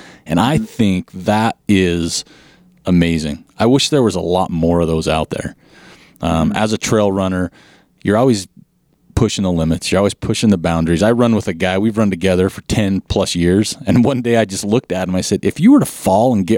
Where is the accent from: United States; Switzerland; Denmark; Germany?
United States; Utah; I'm from Utah